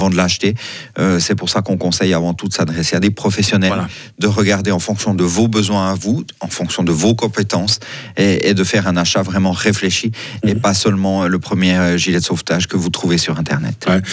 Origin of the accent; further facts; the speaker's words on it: Switzerland; on est suisse